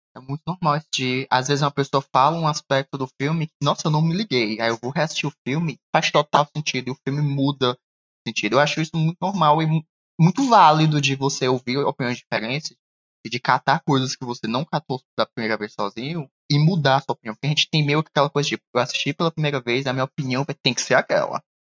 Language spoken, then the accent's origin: Portuguese; Northeast Region, Brazil; eu, como nordestino